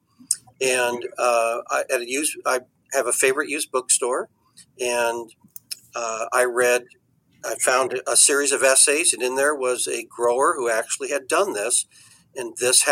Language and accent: English; California, United States; As a Californian